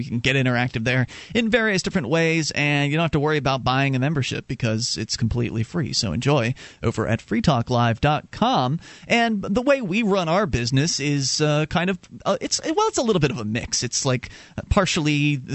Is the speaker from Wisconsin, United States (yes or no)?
no; Sarasota, Florida, United States; now in Keene, United States; I used to work at Kmart when I was growing up in South Florida. And I guess west coast